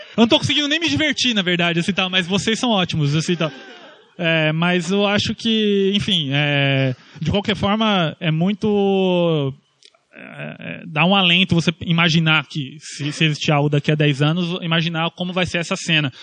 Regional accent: Brazil; eu estou falando aqui como brasileiro

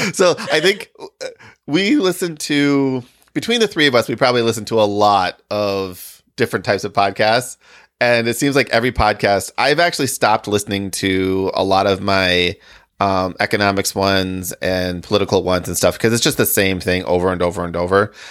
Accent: Midwest, United States; also born or lived in Michigan / Illinois / Wisconsin; I have always lived in the Midwest, so Michigan, Illinois, Wisconsin

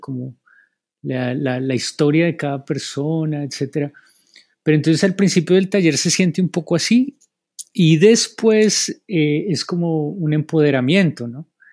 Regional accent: Bogotá, Colombia; now in Asheville, United States; yo soy de los Andes, de Bacatá, Colombia

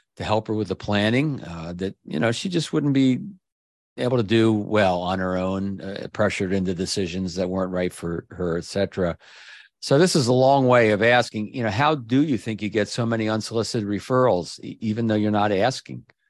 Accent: Maryland, United States; Maryland, my home state

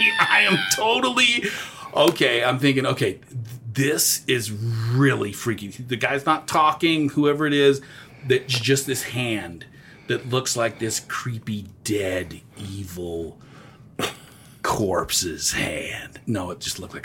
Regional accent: Texas, United States; I'm from Texas

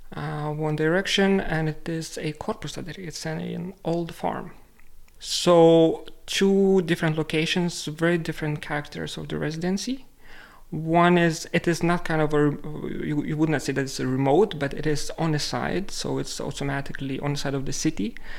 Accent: Lithuania; moved away as an adult; now in Reykjavik, Iceland; I am originally from Lithuania

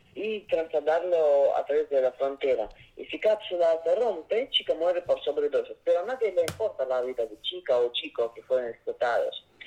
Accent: Saint Petersburg, Russia; Spanish is a second language; moved away; soy de origen ruso, de San Petersburgo

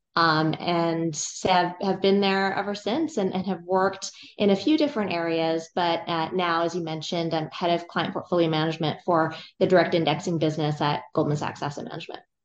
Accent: California, United States; I grew up in California, and I went to college at U C Berkeley

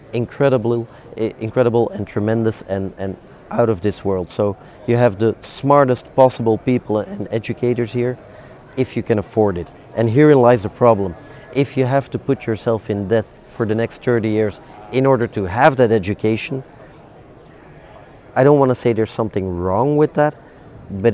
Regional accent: Belgium; I'm from Belgium, we're famous for French fries with mayonnaise

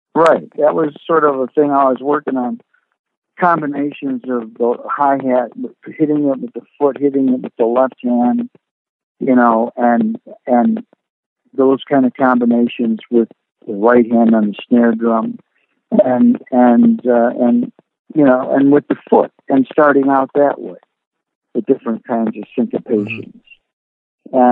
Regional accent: Rochester, New York, United States; growing up in Rochester

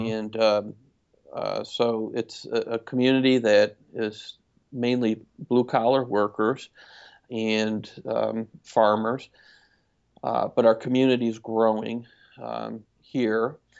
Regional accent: Syracuse, New York, United States; now in Lebanon, Tennessee, United States; Originally from upstate New York, Syracuse area

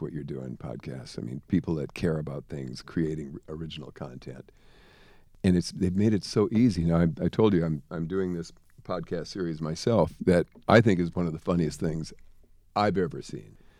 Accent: Jamestown, North Dakota, United States; moved away; also born or lived in Los Angeles; I'm from Jamestown, North Dakota, a little tiny town in the middle of nowhere.

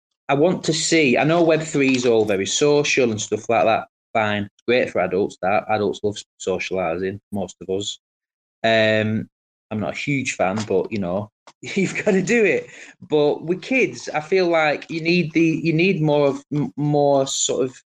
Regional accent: Colne, North West England, United Kingdom; I'm actually from Lancashire. I'm from Colne in Lancashire.

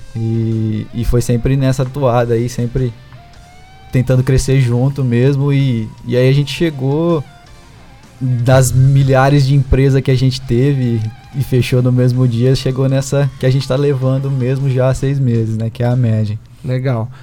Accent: Ribeirão Preto, São Paulo, Brazil; sou daqui de Ribeirão, nasci, cresci aqui, sempre morei aqui

